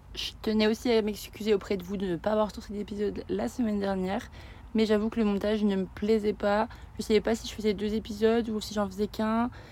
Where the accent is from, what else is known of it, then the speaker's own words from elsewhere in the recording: Bourgogne-Franche-Comté, France; De Franche-Comté